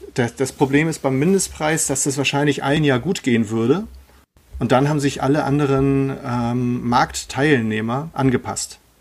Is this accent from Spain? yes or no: no; Germany; bei uns in Deutschland